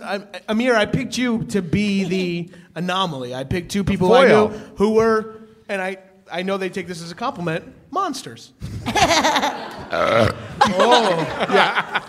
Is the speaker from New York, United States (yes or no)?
yes; Long Island, New York, United States; I'm from Strong Island.